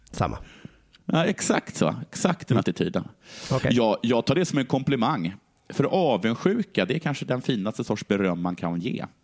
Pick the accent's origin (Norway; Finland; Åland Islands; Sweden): Sweden; Stockholm, Stockholm County; Jag är, är, är från stad, jag är från Stockholm.